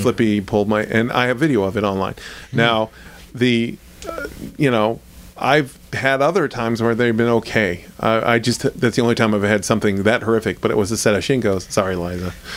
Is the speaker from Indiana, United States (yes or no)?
no; Ohio, United States; moved away; I went to school in Ohio State and I grew up in Ohio